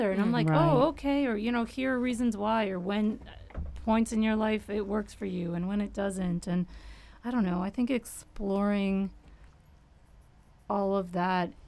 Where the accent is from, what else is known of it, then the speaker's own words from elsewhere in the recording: Windsor, Ontario, Canada; I grew up in Windsor, so I was close to Detroit